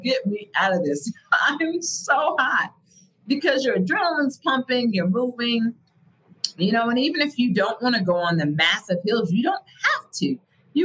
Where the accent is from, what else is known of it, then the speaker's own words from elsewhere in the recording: Midwest, United States; moved away; I'm originally from the Midwest